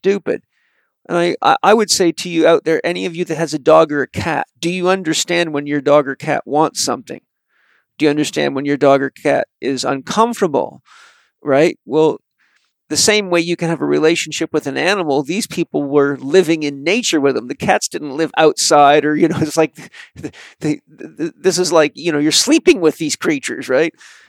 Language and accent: English; British Columbia, Canada; So I grew up on Vancouver Island with the Haida Indians